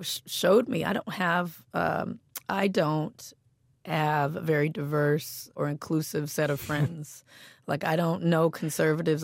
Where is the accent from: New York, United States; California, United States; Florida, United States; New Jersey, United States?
California, United States; Compton; I grew up in Compton, and there was a, a heavy police presence